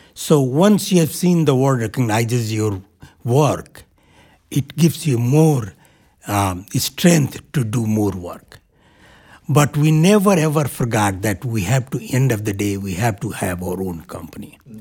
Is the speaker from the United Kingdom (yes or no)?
no; India; moved away as an adult; now in New Hampshire, United States; while growing up in India